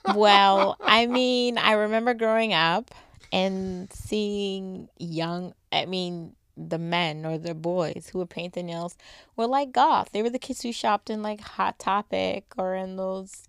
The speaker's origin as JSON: {"language": "English", "town": "Boston", "region": "Massachusetts", "country": "United States", "said": "I'm from the East Coast"}